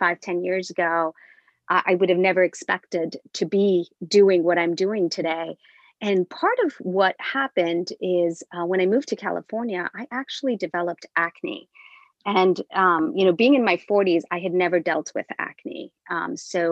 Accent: India; moved away; I'm originally from India and we use a lot of spices and herbs in our beauty

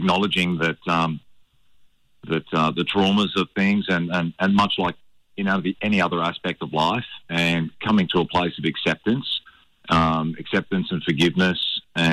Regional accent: Redcliffe, Queensland, Australia; also born or lived in Hervey Bay; I grew up in Redcliffe and then my parents moved up towards Harvey Bay

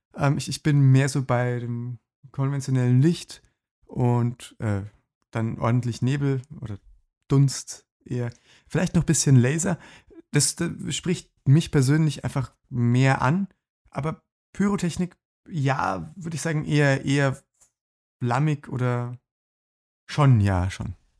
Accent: Lower Bavaria, Germany; alle Dörfer, die im, im Umkreis von meiner Heimat so 20 Kilometer liegen

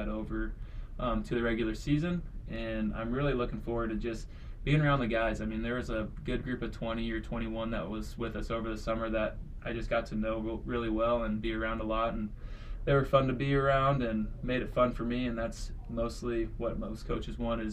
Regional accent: Urbana, Nebraska, United States; also born or lived in Spain / Denmark; I grew up in Urbana, like 30 minutes away from here.

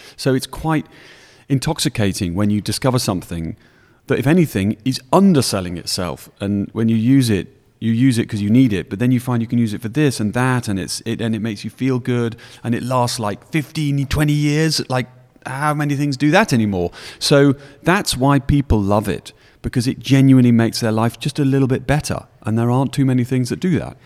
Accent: Yorkshire and the Humber, United Kingdom; moved away as an adult; also born or lived in Newcastle; now in London, United Kingdom; I was brought up in Yorkshire, and then I'd been to Newcastle Uni

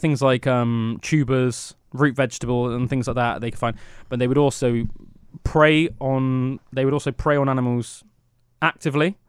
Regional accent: United Kingdom; growing up in Britain

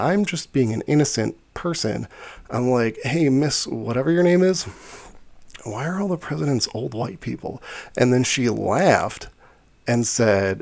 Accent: Chicago, Illinois, United States; I came from Chicago Public School. I went to Chicago Public School from 5th grade to 8th grade

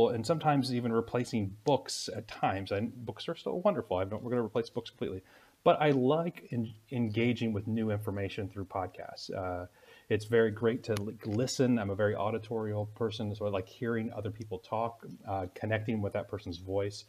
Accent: United States; now in Moldova; my experience as an American in Moldova

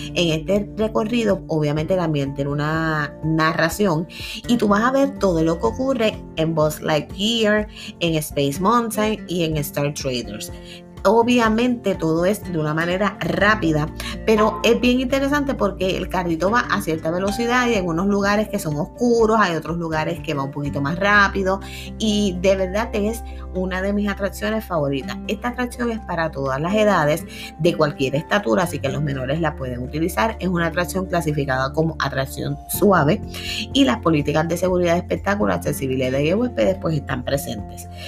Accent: Puerto Rico; como buenos boricuas acá

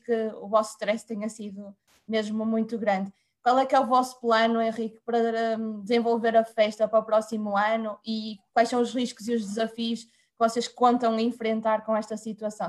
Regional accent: Argoncilho, Aveiro District, Portugal; eu sou de Argoncilho

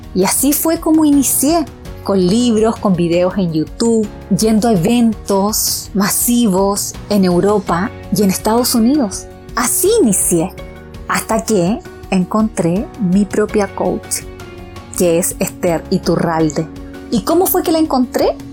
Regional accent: Chile; also born or lived in Pichilemu; soy chilena, vivo en un lugar que se llama Pichilemu

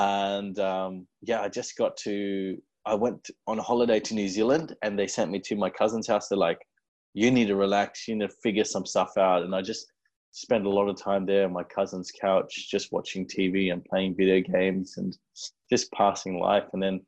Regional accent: India; we're Indian and we like to eat a lot of food.

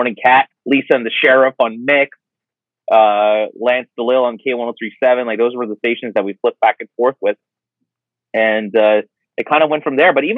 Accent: Kahnawake, Quebec, Canada; I grew up on a native reservation just on the south shore of Montreal. I'm from Gahnawake, Mohawk Territory.

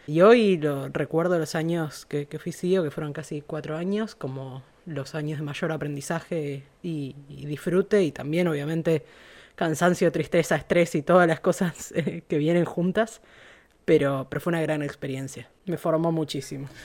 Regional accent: Buenos Aires, Argentina; moved away as an adult; now in Sausalito, United States; Soy argentina, nacida en Buenos Aires.

